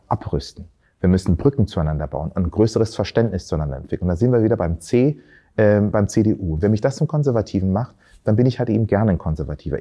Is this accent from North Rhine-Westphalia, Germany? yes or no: no; Berlin, Germany; also born or lived in Tanzania; ursprünglich aus Tansania, bin aber hier in Berlin aufgewachsen